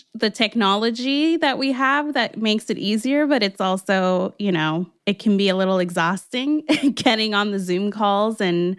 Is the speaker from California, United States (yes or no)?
yes; Los Angeles, California, United States; I am from L.A., born and raised.